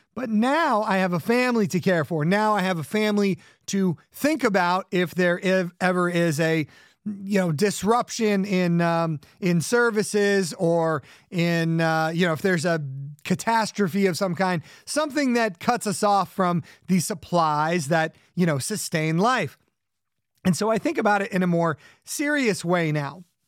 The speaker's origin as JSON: {"language": "English", "region": "Southern California", "country": "United States", "tie": "born or raised there", "said": "I grew up in Southern California."}